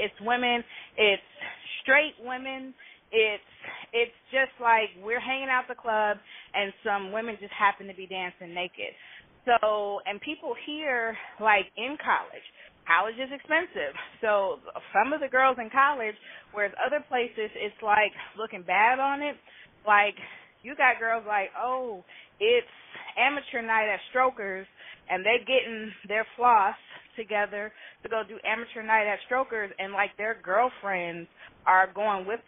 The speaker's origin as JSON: {"language": "English", "town": "Oakland", "region": "California", "country": "United States", "tie": "born or raised there", "said": "I grew up in California, in Oakland"}